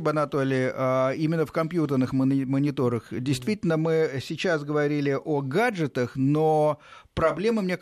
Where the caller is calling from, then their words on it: Korolyov, Moscow Oblast, Russia; я с города Королева, Московской области.